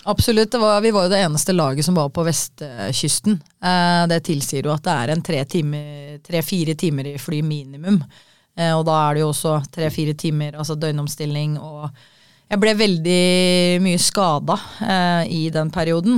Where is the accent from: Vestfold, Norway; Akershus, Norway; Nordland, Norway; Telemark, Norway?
Akershus, Norway; Kolbotn; Jeg var jo født og oppvokst i Kolbotn